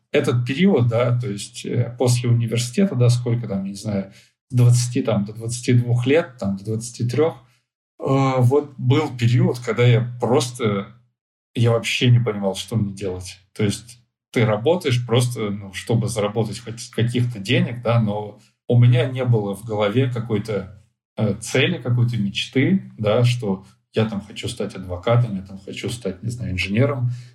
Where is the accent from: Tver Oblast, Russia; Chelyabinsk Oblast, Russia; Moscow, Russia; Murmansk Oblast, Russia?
Chelyabinsk Oblast, Russia; moved away as an adult; also born or lived in Ufa; я сам из Челябинской области, и у нас из нашего города все ребята едут учиться либо в Челябинск, либо в Уфу.